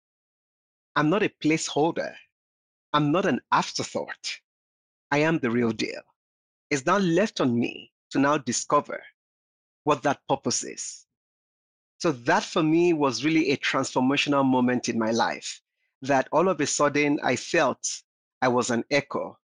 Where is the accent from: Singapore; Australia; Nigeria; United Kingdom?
Nigeria; I grew up in Nigeria